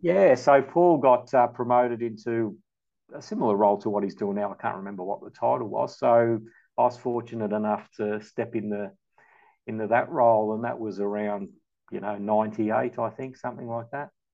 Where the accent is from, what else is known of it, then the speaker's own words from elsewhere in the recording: Melbourne, Victoria, Australia; also born or lived in Malta; I grew up in the western suburbs in St Albans